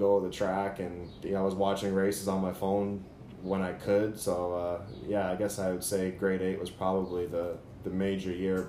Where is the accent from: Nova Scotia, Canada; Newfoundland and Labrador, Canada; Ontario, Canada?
Ontario, Canada; Brampton; now in Florida, United States; Originally, I'm from Brampton, Ontario, Canada, which is just outside of Toronto. It's about 45 minutes away, but that's where I grew up as a kid.